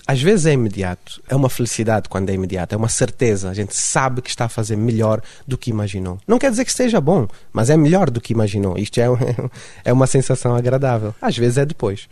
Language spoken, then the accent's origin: Portuguese; Luanda, Luanda Province, Angola; accent: sotaque de Luanda; now in Lisbon, Portugal; eu sou de Luanda